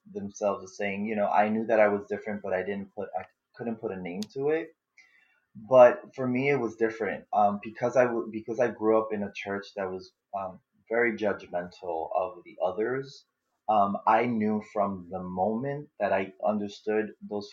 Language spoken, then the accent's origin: English; New York City, New York, United States; I was born and raised in the Bronx, New York